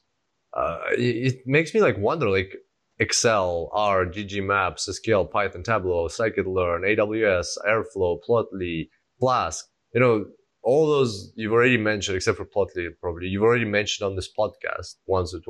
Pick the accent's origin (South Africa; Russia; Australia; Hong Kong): Russia; moved away; I was born in Russia and I speak Russian